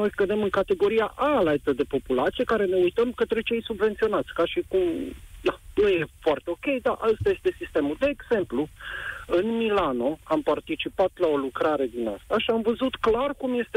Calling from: Timișoara, Timiș County, Romania; Vă sunt din Timișoara

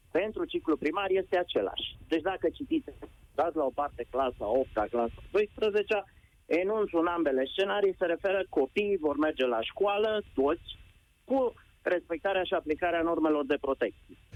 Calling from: Brașov, Brașov County, Romania; Vă sunt de la Brașov, sunt la doi copii din ciclu primar.

